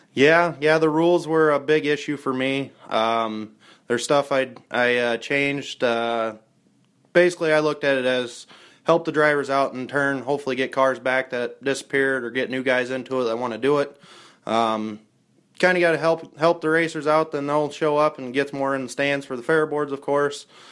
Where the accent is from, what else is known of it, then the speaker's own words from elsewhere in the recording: Hampton, Iowa, United States; we're from Hampton